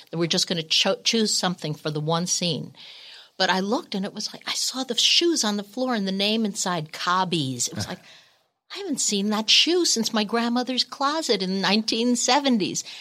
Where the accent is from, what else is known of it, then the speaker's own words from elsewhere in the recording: Northeast, United States; Oh, Lord. And we're from the Northeast.